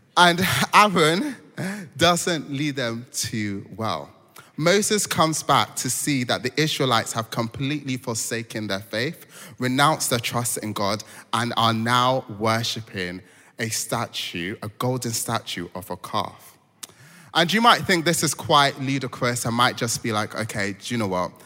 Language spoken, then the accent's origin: English; Nigeria; moved away; I'm Nigerian